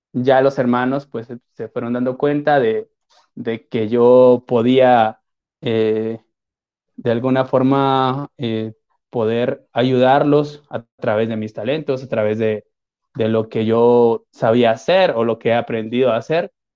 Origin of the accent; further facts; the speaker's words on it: Guatemala; soy de Guatemala